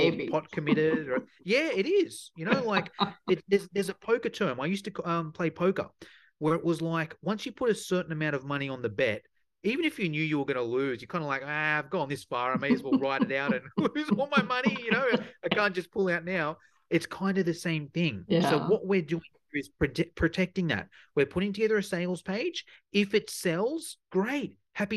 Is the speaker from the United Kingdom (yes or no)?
no; Sydney, New South Wales, Australia; my accent might give it away, but I'm from Sydney in Australia